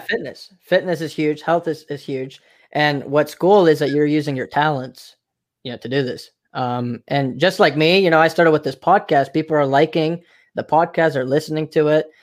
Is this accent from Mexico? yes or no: yes; Mexico; now in United States; I'm from Mexico